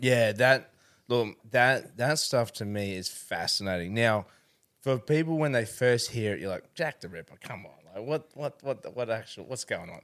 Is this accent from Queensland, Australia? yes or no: yes; Rockhampton, Queensland, Australia; also born or lived in Canberra; We'd left Canberra and we came up to Rockhampton